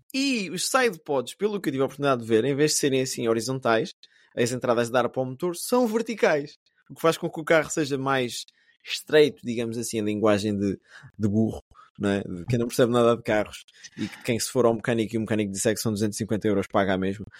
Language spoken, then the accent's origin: Portuguese; Portugal; moved away as an adult; now in England, United Kingdom; mesmo enquanto português, eu estou aqui fora de Portugal já há 11 anos